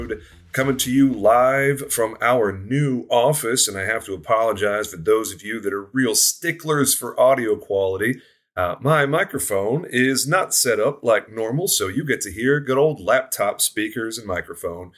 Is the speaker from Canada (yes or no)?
no; the South, United States; I'm from the South